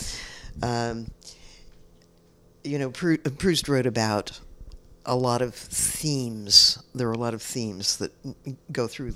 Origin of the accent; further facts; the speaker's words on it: San Francisco, California, United States; I grew up in San Francisco in a time when it was full of artists